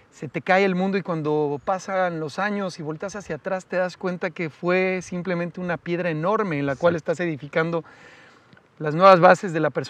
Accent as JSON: {"language": "Spanish", "town": "Naucalpan", "region": "State of Mexico", "country": "Mexico", "tie": "born or raised there", "said": "viví en satélite toda mi vida"}